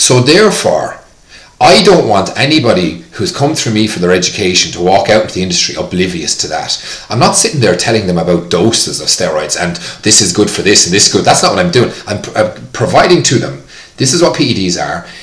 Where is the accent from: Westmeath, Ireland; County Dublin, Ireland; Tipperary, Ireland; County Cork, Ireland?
Tipperary, Ireland; PE, physical education in school was hurling growing up in Tipperary